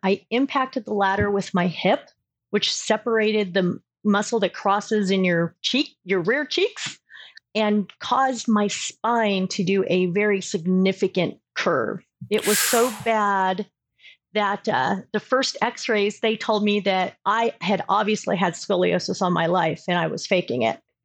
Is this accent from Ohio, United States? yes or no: no; Southern California, United States; also born or lived in Colorado; now in Augusta, Georgia, United States; I'm originally from Southern California